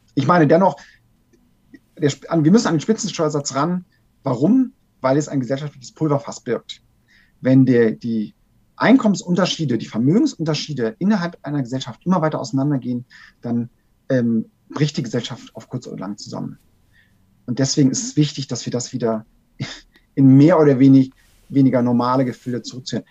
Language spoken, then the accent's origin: German; Germany; bei uns in Deutschland